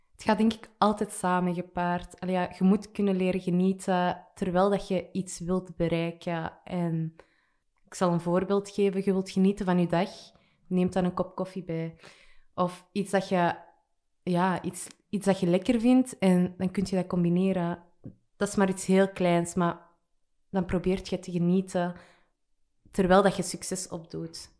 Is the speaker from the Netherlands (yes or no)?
no; Antwerp, Flanders, Belgium; Ik kom uit Burgerhout